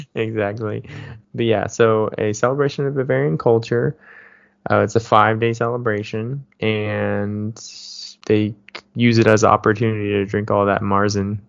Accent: Davis, California, United States; moved away; growing up in Davis

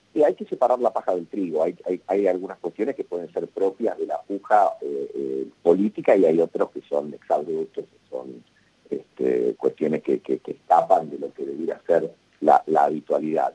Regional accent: Argentina

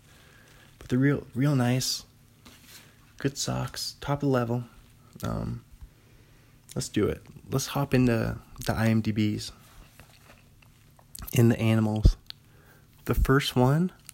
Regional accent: Bothell, Washington, United States; my hometown Bothell

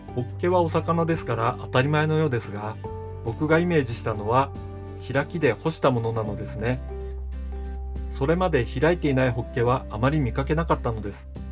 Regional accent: Hokkaido, Japan; also born or lived in Tokyo; 僕は北海道で生まれ育ちました北海道が好きで人生のほとんどを北海道で過ごしているわけですが

